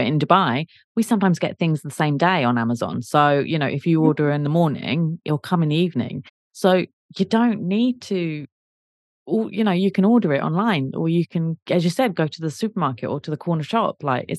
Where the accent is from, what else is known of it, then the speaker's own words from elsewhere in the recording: South East England, United Kingdom; Well, I will disagree because I'm from Kent, and I'm even more southern than London